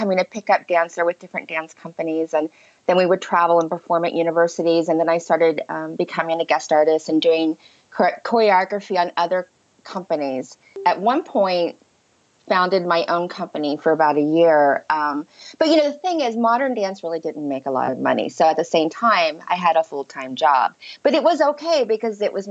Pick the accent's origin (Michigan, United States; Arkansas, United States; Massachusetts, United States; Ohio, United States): Ohio, United States; moved away as an adult; also born or lived in Chicago; I grew up in the Midwest, in Ohio, on a farm